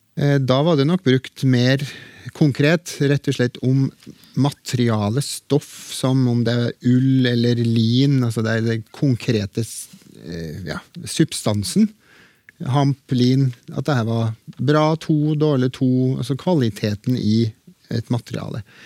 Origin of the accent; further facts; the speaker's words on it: Trøndelag, Norway; accent: Trøndersk; det har jeg i bruk i trønderske talemål